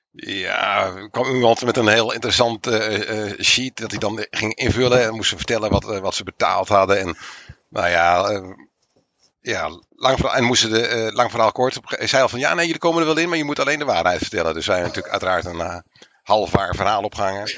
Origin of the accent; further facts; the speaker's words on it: Netherlands; Dus wij zeggen uit Nederland